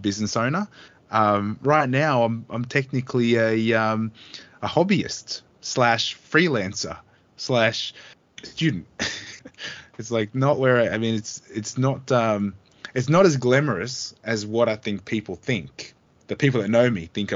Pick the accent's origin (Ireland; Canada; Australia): Australia; being an Australian